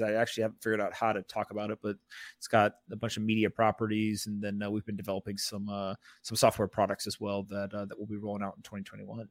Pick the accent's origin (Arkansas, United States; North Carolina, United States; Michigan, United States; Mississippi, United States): North Carolina, United States; Raleigh; also born or lived in South Florida; I grew up in, uh, Raleigh, North Carolina